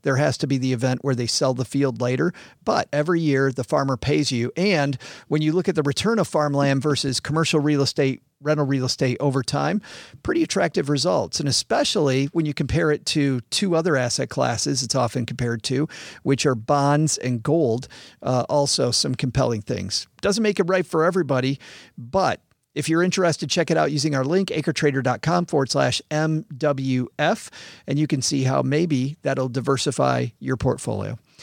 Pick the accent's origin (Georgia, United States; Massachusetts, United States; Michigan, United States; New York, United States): Michigan, United States; West; now in Detroit, United States; I grew up in West Michigan, which is farmland.